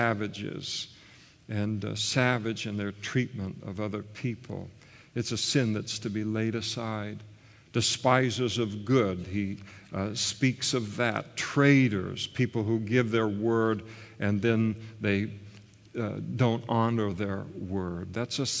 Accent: United States; I grew up in the United States of America

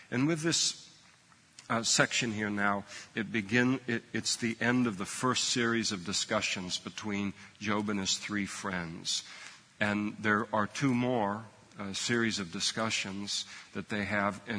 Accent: Scotland, United Kingdom; I'm a Scot, and the cheapest way to deal with all of this is just to burn the whole thing.

